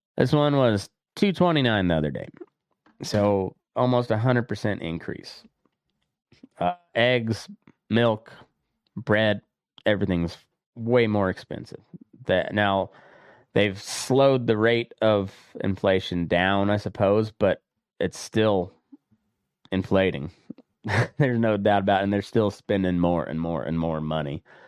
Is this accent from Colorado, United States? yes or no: yes; Colorado, United States; my home state of Colorado